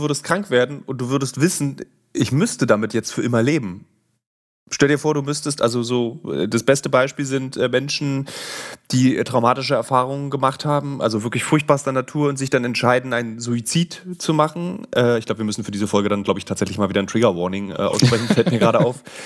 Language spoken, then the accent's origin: German; Berlin, Germany; als Berliner